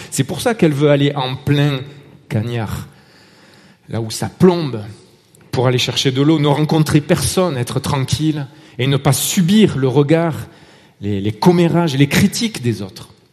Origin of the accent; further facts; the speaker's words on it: Marseille, Provence-Alpes-Côte d'Azur, France; accent: Marseille; now in Vallée de Joux, Switzerland; Mon accent trahit euh, mon origine, Marseille